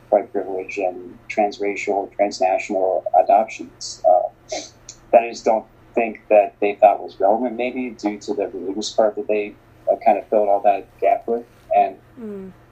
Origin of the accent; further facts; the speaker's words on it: Bogotá, Bogotá Capital District, Colombia; born there; I always knew I was adopted. I always knew that I was born in Bogota, Colombia.